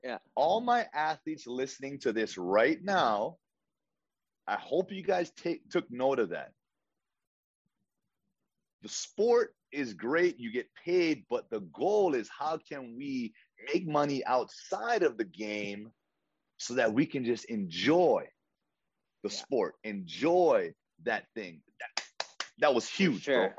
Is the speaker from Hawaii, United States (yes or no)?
yes; Hawaii, United States; I said, well, I grew up in Hawaii. The Aloha spirit, like I was able to like really come up in that.